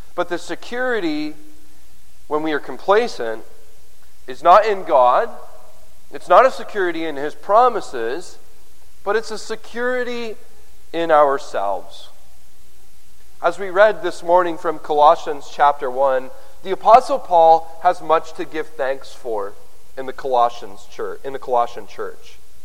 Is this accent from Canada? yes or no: yes; Canada; I'm a Canadian